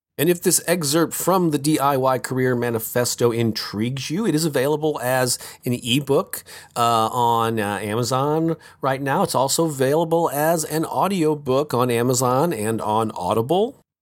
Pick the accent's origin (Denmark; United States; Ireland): United States; St. Louis, Missouri; right here in my hometown of Saint Louis, Missouri, in the Midwest.